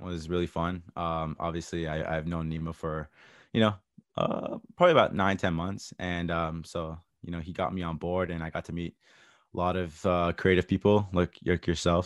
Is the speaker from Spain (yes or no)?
no; Toronto, Ontario, Canada; I grew up in Toronto, a multicultural area.